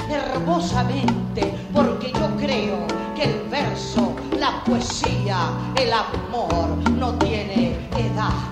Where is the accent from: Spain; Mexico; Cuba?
Cuba; mis canciones que las grabé en mi tierra, Cuba